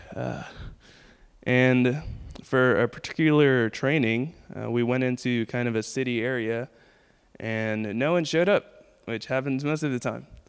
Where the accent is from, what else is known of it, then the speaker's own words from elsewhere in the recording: Guyana; also born or lived in Queens, New York; now in Kansas City, United States; I am originally from Guyana